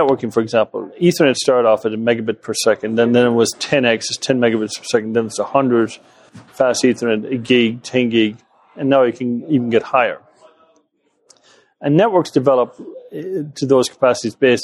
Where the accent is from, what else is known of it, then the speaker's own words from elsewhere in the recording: West Coast of Ireland, west of Ireland, Ireland; moved away; I grew up in the West Coast of Ireland